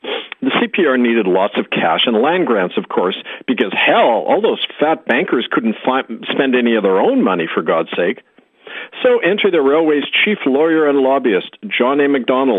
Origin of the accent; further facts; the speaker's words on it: Winnipeg, Manitoba, Canada; also born or lived in Saskatchewan; my country, where I grew up, Saskatchewan and Manitoba.